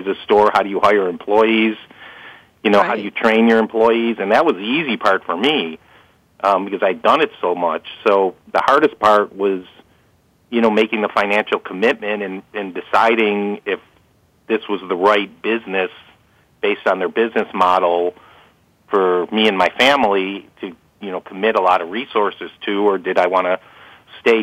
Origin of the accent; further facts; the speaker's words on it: Chicago, Illinois, United States; growing up in Chicago